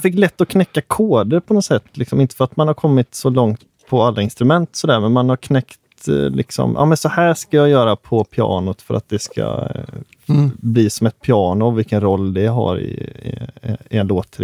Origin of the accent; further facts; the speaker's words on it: Hönö, Västra Götaland, Sweden; Jag är från Hönö